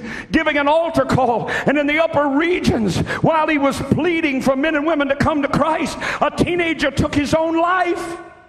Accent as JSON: {"language": "English", "country": "Ireland", "said": "Well, I'm Irish. Well, it's just the way our people do."}